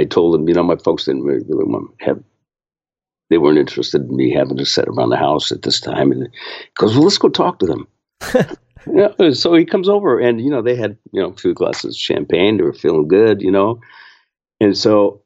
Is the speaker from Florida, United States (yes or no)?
no; San Francisco Bay Area, California, United States; I grew up in the San Francisco Bay Area